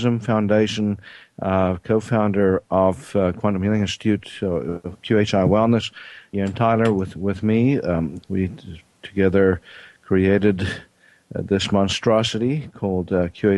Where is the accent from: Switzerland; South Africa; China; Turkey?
South Africa; moved away; I'm originally from South Africa